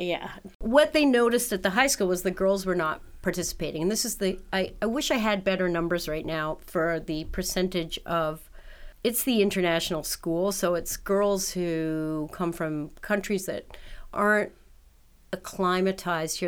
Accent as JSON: {"language": "English", "town": "New York City", "region": "New York", "country": "United States", "tie": "born or raised there", "also_born_or_lived": "Canada", "moved": "as an adult", "lives_now": "Buffalo, United States", "said": "I'm a Canadian who was raised in New York"}